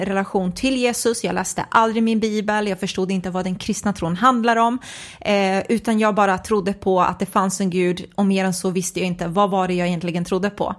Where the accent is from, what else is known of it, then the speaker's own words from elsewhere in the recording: Nacka, Stockholm County, Sweden; är uppvuxen i en förort i Stockholm, en förort som heter Fisksätra